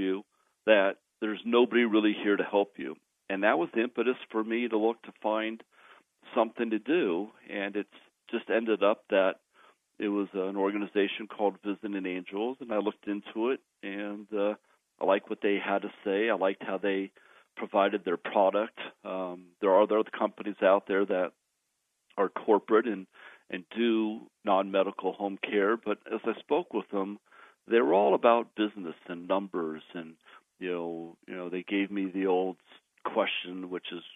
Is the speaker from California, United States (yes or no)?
yes; Southern California, United States; moved away as an adult; also born or lived in Arizona; now in Colorado, United States; I was raised in Southern California